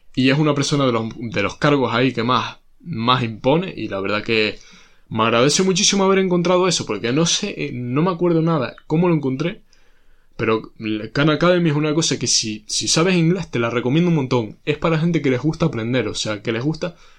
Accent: Spain; somos españoles

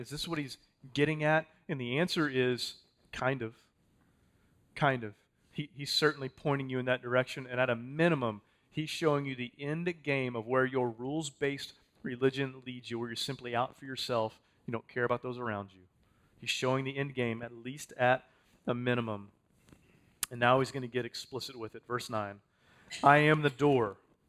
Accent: Texas, United States; I'm a Texan, man.

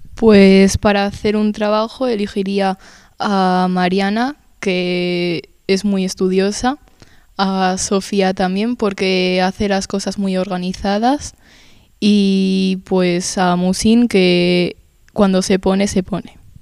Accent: Spain; pues yo nací en España y mi padre en, en Berlín

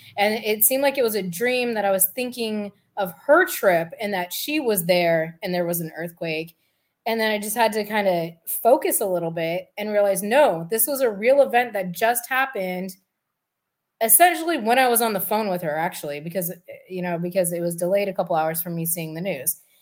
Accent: California, United States; also born or lived in Bay Area / San Diego; I grew up in California

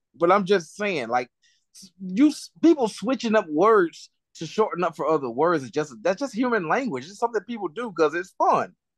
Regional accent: United States; I'm an American

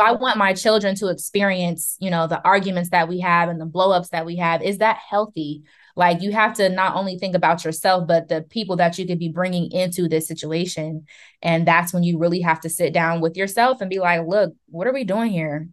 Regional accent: Columbus, Ohio, United States; I am from Columbus, born and raised

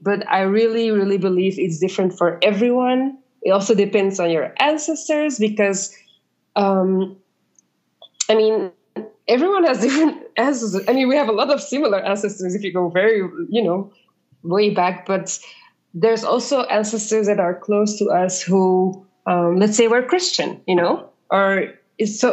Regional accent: Belgium; moved away as an adult; also born or lived in South America; now in Ghana; I grew up in Belgium. I studied in Belgium and I worked a bit in Belgium

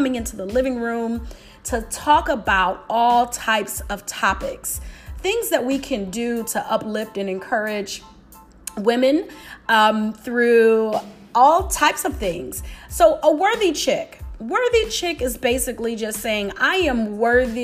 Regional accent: Detroit, Michigan, United States; I'm a city girl. I'm from Detroit

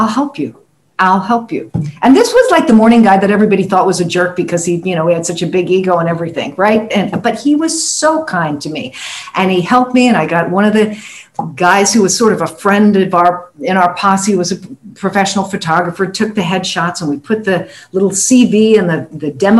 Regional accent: San Francisco, California, United States; moved away as an adult; also born or lived in Guam; I grew up in San Francisco, California

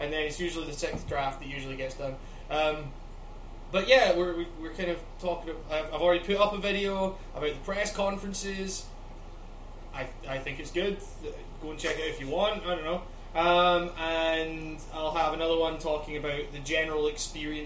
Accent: Scotland, United Kingdom; moved away; I'm from Scotland

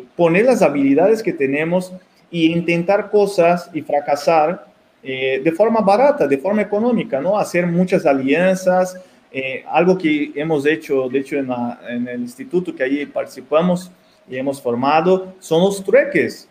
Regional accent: Mexico; also born or lived in Brazil; nosotros como mexicanos aquí

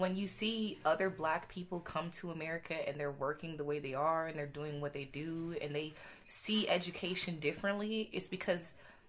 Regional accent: Jamaica; now in United States; I was born in Jamaica, and I was born in what I would consider to be poverty.

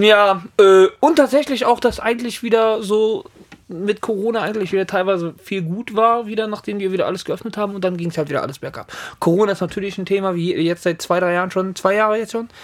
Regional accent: Italy; Für mich persönlich natürlich als Italiener

